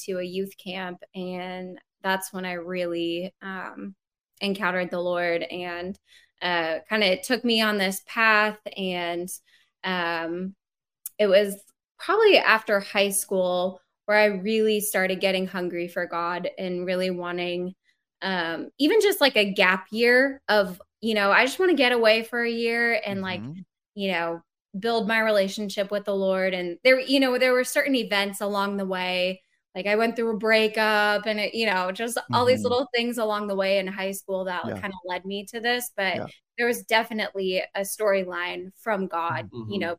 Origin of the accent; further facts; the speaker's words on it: Phoenix, Arizona, United States; moved away; I grew up in Phoenix, Arizona